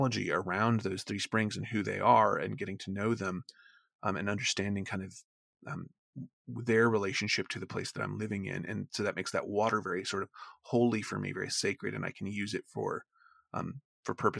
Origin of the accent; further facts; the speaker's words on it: the South, United States; moved away; also born or lived in Maine; where I grew up in the South